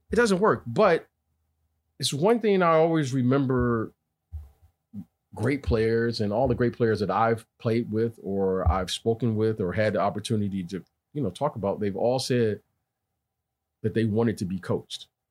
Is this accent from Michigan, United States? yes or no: yes; Detroit, Michigan, United States; my growing up in Detroit